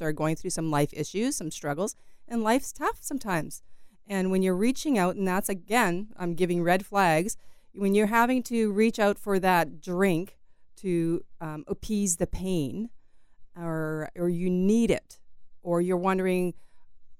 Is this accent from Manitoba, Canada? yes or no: yes; Niverville, Manitoba, Canada; I'm from Niverville